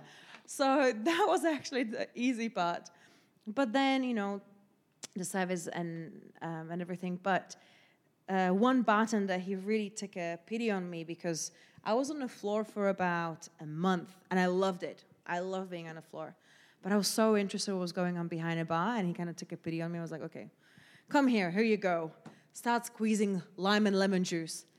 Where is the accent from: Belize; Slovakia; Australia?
Slovakia; English is a second language; moved away as an adult; also born or lived in Southampton; now in London, United Kingdom; 'cause I'm Slovakian